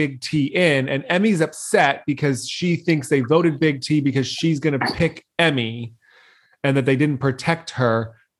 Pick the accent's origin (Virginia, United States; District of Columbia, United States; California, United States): California, United States; Novato; moved away; my hometown. I hate Novato.